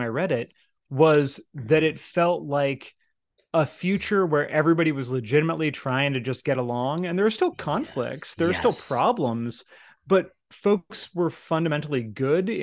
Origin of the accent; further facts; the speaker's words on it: United States; speaking as an American, you know, growing up in steeped in the American empire my entire life